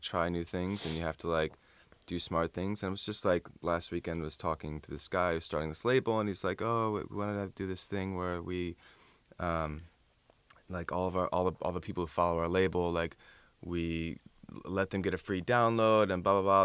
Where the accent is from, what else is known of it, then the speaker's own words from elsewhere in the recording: Toledo, Ohio, United States; moved away; I almost moved back to Toledo, Ohio